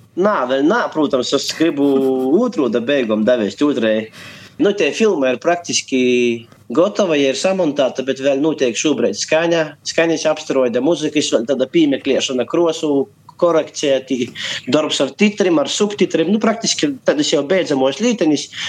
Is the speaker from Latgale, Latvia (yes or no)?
yes; Kārsava, Latgale, Latvia; mana dzimto pusē